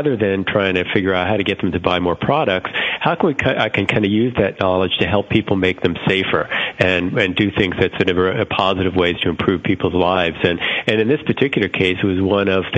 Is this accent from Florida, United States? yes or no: yes; South Florida, United States; moved away; I grew up in South Florida, and down there, this was quite a number of years ago, it's an area which is prone to hurricane risks